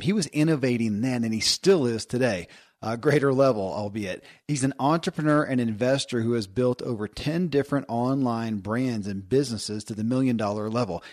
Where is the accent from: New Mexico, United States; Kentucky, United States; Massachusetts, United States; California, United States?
Kentucky, United States; born or raised there